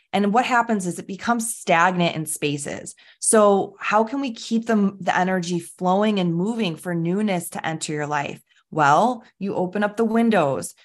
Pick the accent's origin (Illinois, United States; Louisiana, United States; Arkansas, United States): Illinois, United States; Chicago; I am from Chicago